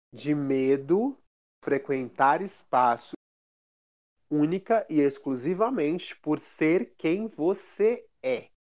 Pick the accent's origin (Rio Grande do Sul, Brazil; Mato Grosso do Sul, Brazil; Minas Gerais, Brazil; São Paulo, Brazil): São Paulo, Brazil; interior of; moved away; also born or lived in Rio de Janeiro; eu venho do interior de São Paulo, da periferia